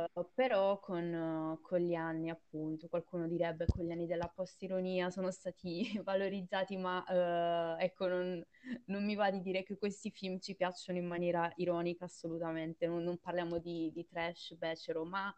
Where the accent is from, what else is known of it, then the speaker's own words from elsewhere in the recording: Southern Italy, Italy; cui vengo io, da cui quindi hanno origine la, la mia famiglia